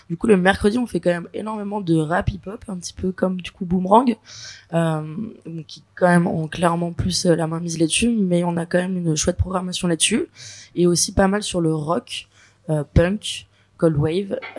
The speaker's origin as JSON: {"language": "French", "town": "Grenoble", "region": "Auvergne-Rhône-Alpes", "country": "France", "also_born_or_lived": "Geneva", "moved": "as an adult", "lives_now": "Lyon, France", "said": "moi je viens de Grenoble, donc j'ai commencé sur la scène grenobloise"}